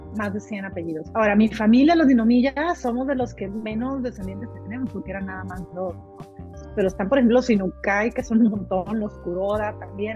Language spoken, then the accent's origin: Spanish; Culiacán, Sinaloa, Mexico; Nosotros nacimos mexicanos, somos mexicanos y seguiremos siendo mexicanos